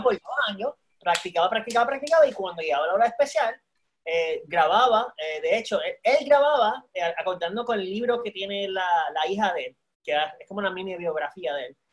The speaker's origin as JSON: {"language": "Spanish", "country": "Puerto Rico", "also_born_or_lived": "Panama / San Antonio, Texas", "said": "yo soy de una generación de puertorriqueños"}